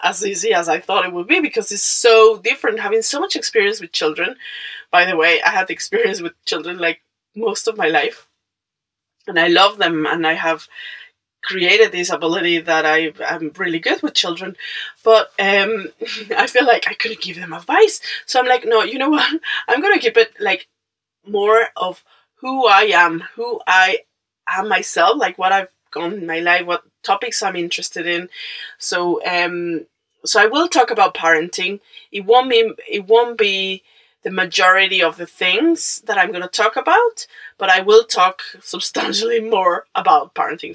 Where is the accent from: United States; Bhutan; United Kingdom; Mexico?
Mexico; English is a second language; moved away; I'm Mexican